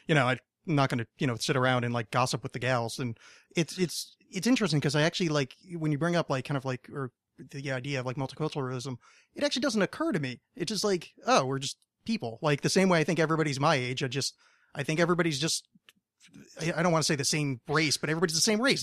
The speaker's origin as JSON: {"language": "English", "region": "outside New York", "country": "United States", "tie": "born or raised there", "moved": "yes", "lives_now": "Los Angeles, United States", "said": "I grew up on the East Coast originally"}